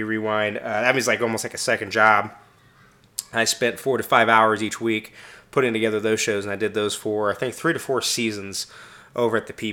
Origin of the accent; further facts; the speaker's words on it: Kansas City, Missouri, United States; I am from Kansas City, Missouri, not Kansas, Missouri, the superior Kansas City